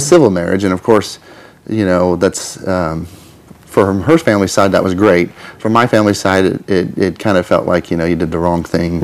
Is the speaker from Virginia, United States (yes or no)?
no; Twin Falls, Idaho, United States; now in Kansas, United States; I grew up in Twin Falls